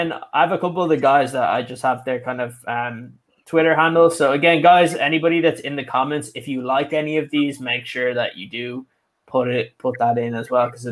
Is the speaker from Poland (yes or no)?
no; Ireland; I'm an Irishman